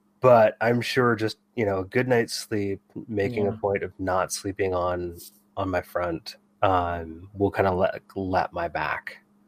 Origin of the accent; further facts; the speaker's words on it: Bay Area, California, United States; growing up in the Bay Area in the 80s and 90s.